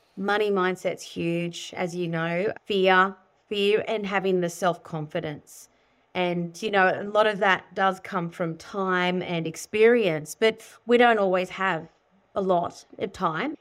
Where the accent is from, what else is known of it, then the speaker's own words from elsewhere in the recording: Sydney, New South Wales, Australia; I grew up in Sydney